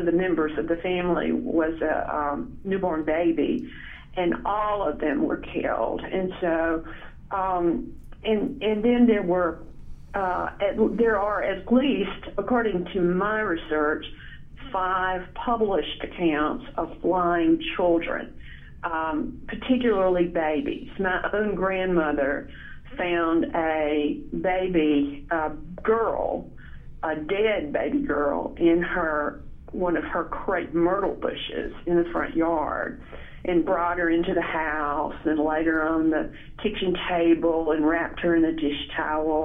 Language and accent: English; Tupelo, Mississippi, United States; I grew up in Tupelo, and I grew up in my grandparents' house